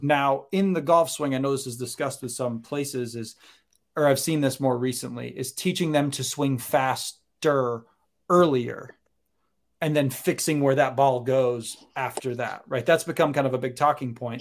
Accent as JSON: {"language": "English", "region": "Maine", "country": "United States", "tie": "born or raised there", "also_born_or_lived": "Connecticut", "moved": "as an adult", "lives_now": "Florida, United States", "said": "I grew up in Maine, college in Connecticut, came down here for grad school, home for a couple years, realized that Florida is the most wonderful place in the world"}